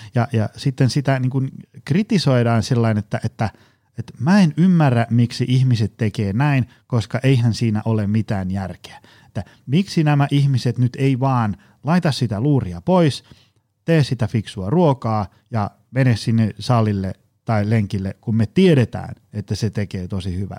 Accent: Tampere, Pirkanmaa, Finland; lapsena ja nuorena asuin Koillistampereella

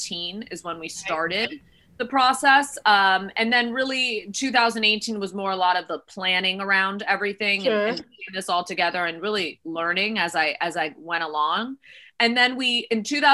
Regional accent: Miami, Florida, United States; now in Los Angeles, United States; I am now in Los Angeles, but I was born and raised in Miami, Florida.

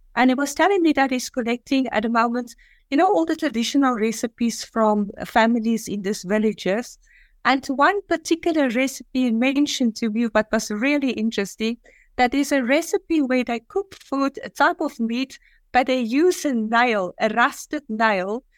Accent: South Africa; moved away as an adult; also born or lived in Dubai / Singapore; now in Azerbaijan; I was living in South Africa, I was born in South Africa, and I always had a passion to leave South Africa

